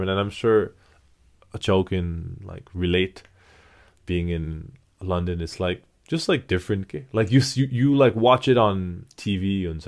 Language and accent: English; Kathmandu, Bagmati, Nepal; English is a second language; now in United States; it was a big change from … born and raised in Kathmandu. It was a big change going to going to the U.S.